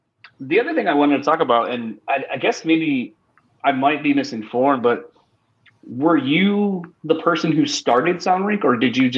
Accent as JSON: {"language": "English", "region": "Delaware", "country": "United States", "moved": "yes", "said": "originally I'm from the East Coast, like out in Delaware"}